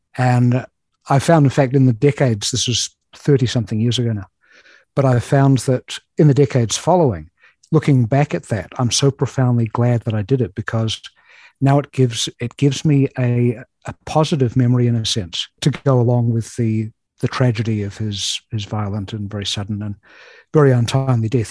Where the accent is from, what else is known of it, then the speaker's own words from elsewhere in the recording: New Zealand; moved away as an adult; now in Chicago, United States; I have a peculiar accent, which you may already have noticed. And that's because I was born and raised in New Zealand.